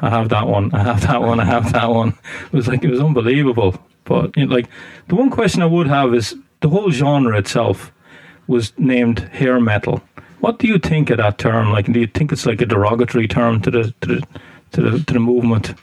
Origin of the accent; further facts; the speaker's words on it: Ireland; I'm from Ireland, so I'm not an American